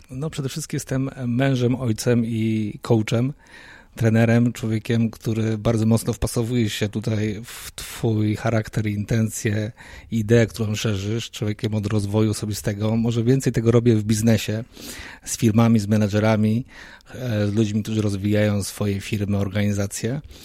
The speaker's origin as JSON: {"language": "Polish", "town": "Poznań", "region": "Greater Poland", "country": "Poland", "moved": "yes", "said": "Wywodzę się z tego samego miasta, gdzie ty teraz obecnie mieszkasz, z Poznania"}